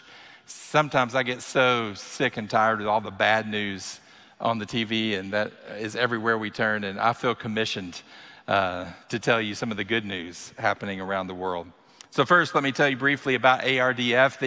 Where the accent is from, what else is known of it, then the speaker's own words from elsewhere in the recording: Kentucky, United States; I am born and raised in Kentucky